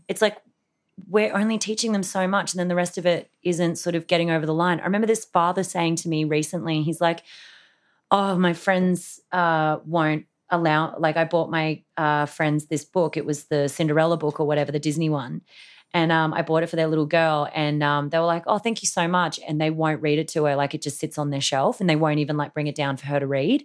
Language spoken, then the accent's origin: English; Australia; I've got a very questionable background being Australian